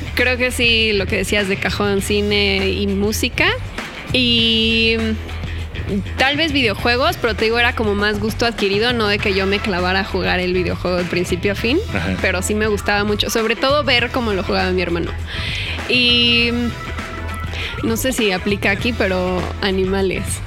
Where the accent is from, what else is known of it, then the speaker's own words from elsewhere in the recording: Naucalpan, State of Mexico, Mexico; Crecí aquí en la Ciudad de México, toda mi vida he vivido aquí.